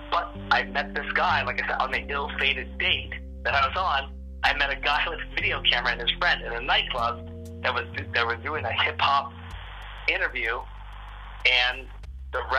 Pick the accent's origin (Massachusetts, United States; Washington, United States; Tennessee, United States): Washington, United States; Seattle; I, I'm, I'm, I'm, I'm one of the, I'm one of the, I'm one of what you call one of the last natives of this land.